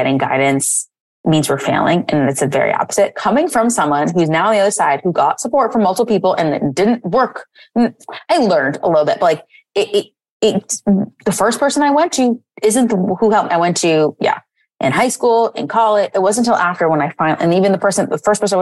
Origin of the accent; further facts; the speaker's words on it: East Coast, United States; now in San Francisco, United States; I'm originally from the East Coast, so I went far